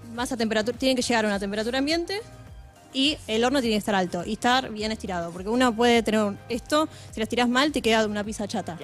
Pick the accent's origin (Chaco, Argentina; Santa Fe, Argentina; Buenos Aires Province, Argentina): Buenos Aires Province, Argentina; Adrogué; nosotros somos de Adrogué toda la vida